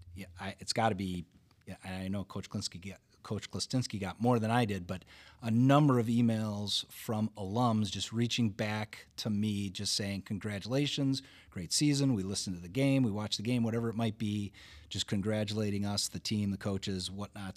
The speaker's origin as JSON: {"language": "English", "town": "Wauwatosa", "region": "Wisconsin", "country": "United States", "tie": "born or raised there", "said": "I grew up in Wauwatosa"}